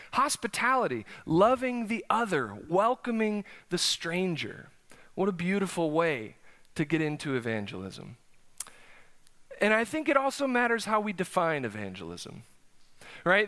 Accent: South Dakota, United States; moved away as an adult; now in Oklahoma, United States; I grew up in South Dakota, as you all know, uh, so I spent eighteen years forming some deep, lifelong relationships there.

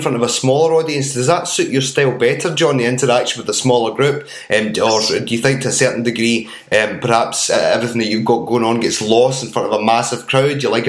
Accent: Airdrie, Scotland, United Kingdom; I'm actually from Airdrie.

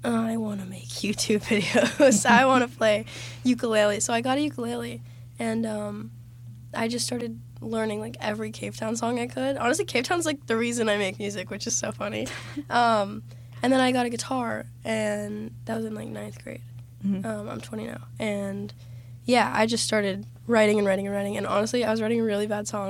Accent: Florida, United States; I'm from Florida, born and raised, but my dad's actually from Canada.

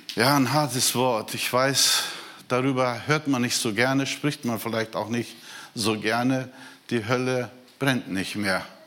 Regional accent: Brazil; moved away; Ich bin Brasilianer

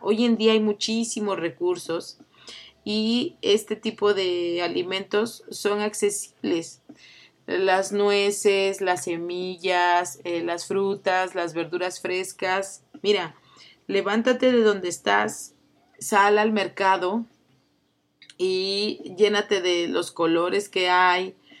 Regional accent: Oaxaca, Mexico; yo que soy oaxaqueña

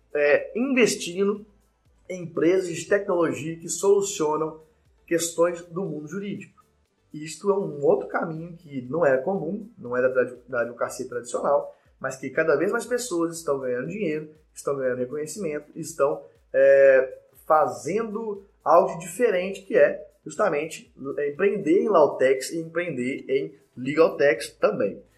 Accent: Belo Horizonte, Minas Gerais, Brazil; sou de BH, sou mineiro

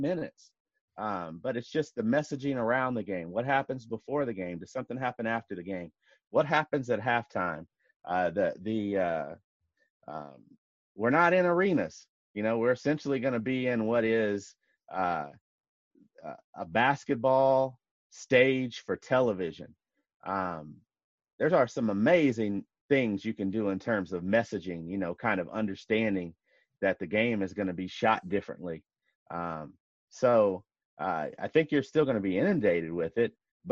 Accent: Kentucky, United States; also born or lived in Seattle; now in Washington, D.C., United States; growing up in Kentucky, having a dad from Louisville

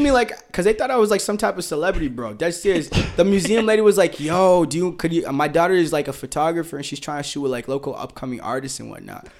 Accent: Boston, Massachusetts, United States; I'm from Boston

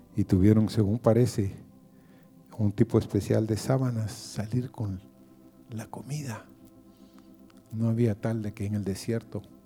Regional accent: Honduras; Como hondureños

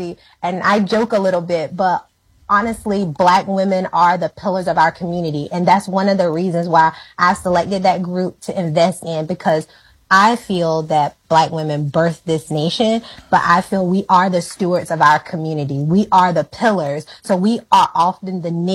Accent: Ahoskie, North Carolina, United States; also born or lived in California; now in Atlanta, United States; So I'm from that small town. It is known for having a history of free people of color. So I think it's an interesting town. I didn't know how interesting it was until I moved out, but I grew up there

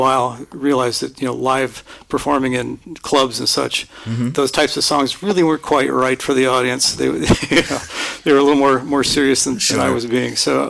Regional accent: Linden, California, United States; also born or lived in Stockton, California; I was born in Stockton, California. All right. And raised out in Linden, California, which is a tiny suburb farming community.

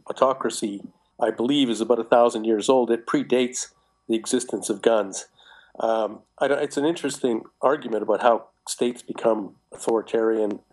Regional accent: Canada; I'm personally Canadian

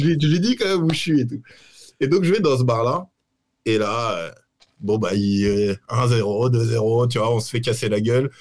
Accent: Paris, Île-de-France, France; moved away as an adult; now in Lisbon, Portugal; je suis parisien, je suis né à Paris, j'ai vécu 30 ans à Paris

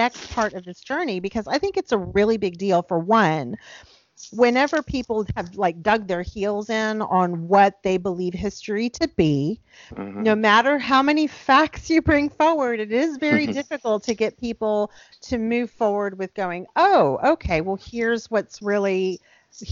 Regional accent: South Texas, United States; I grew up in South Texas on the coast

